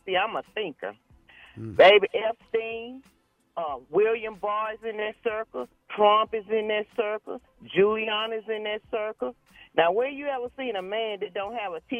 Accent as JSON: {"language": "English", "country": "Sierra Leone", "moved": "yes", "lives_now": "United States", "said": "I'm from Sierra Leone, from Africa."}